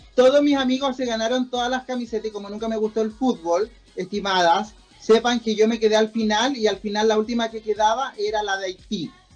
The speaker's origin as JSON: {"language": "Spanish", "country": "Chile", "said": "somos chilenos"}